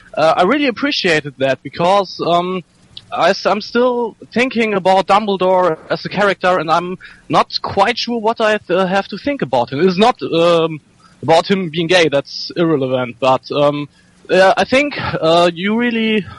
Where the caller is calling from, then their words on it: Bonn, North Rhine-Westphalia, Germany; From Germany, Bonn.